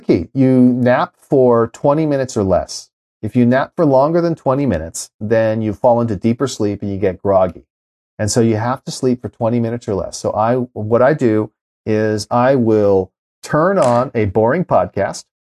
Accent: Los Angeles, California, United States; I grew up in L

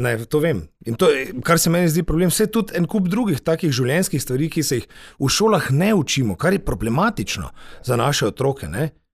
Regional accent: Slovenia; smo Slovenci

